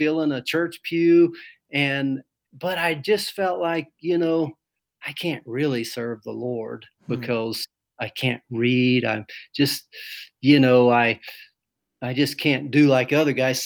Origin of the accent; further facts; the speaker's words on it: Brevard, North Carolina, United States; moved away as an adult; also born or lived in Alaska / Georgia; now in Mongolia; I'm from North Carolina, Brevard, North Carolina. That's outside of Asheville. I'm just a basic country boy. My dad was in the Air Force, and we traveled around in my young life, lived in Alaska for a few years, in South Carolina, Georgia, and then we settled in North Carolina. I was probably in the second or third grade where my grandparents were. So that's where I grew up